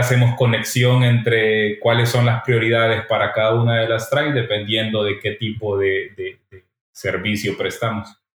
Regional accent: El Salvador; now in Barcelona, Spain; Yo soy de El Salvador y vivimos dos terremotos en el 2001

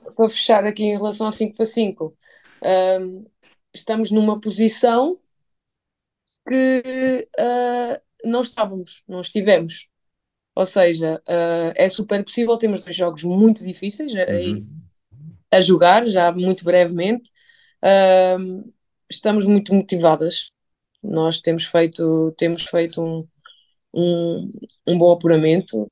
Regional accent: Gafanha da Nazaré, Centro, Portugal; moved away; eu vim da Gafanha da Nazaré, uma pequena, grande cidade, em Aveiro

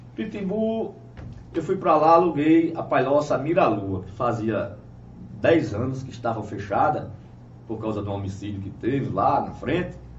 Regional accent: Itambé, Pernambuco, Brazil; also born or lived in Salgado de São Félix / Pitimbu; na minha terra natal

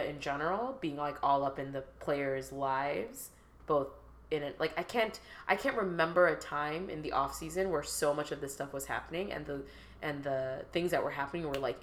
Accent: Chicago, Illinois, United States; I was also from Chicago

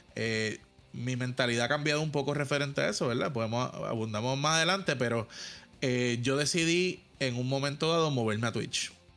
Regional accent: Puerto Rico; mis compañeros puertorriqueños

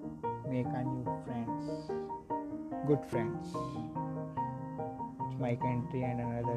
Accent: Delhi, India; I am from Delhi, India.

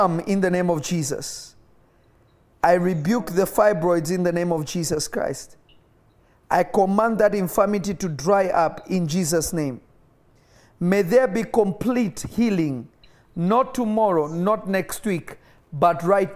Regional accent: Nairobi, Kenya; moved away; Kenya is literally my first home because I was not born in my native country and I grew up in Kenya.

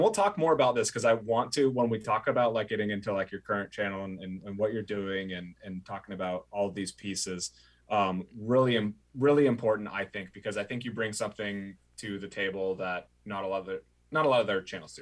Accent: Oregon, United States; I grew up in Oregon

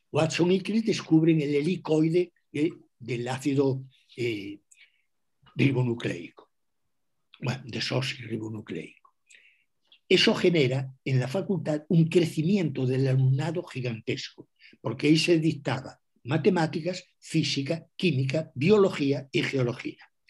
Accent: Galicia, Spain; first language gl; Spanish is a second language; mi primera lengua, mi lengua materna, eh, es el gallego. Y después de aprender gallego y hablar gallego, tuve que aprender castellano.

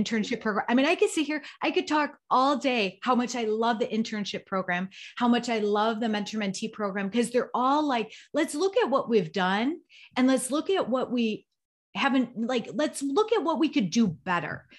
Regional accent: Chicago, Illinois, United States; I'm from the Chicagoland area.

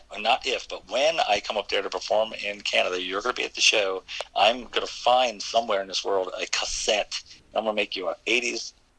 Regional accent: Maryland, United States; Oh, in Maryland, we got all kind of different, I guess, you know, it's called dialects, but different phrases.

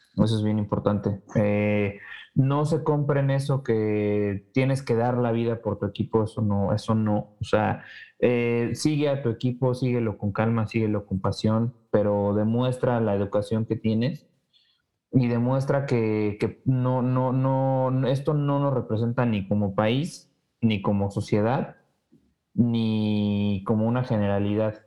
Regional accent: Mexico; yo yo como como mexicano

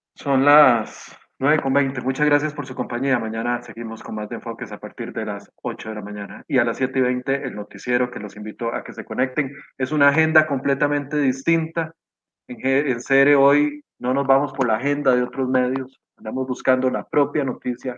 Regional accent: Costa Rica; como costarricense

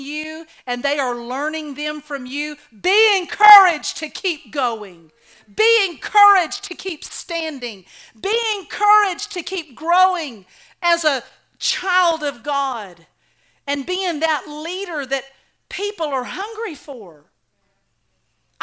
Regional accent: Oklahoma, United States; I was raised in Oklahoma

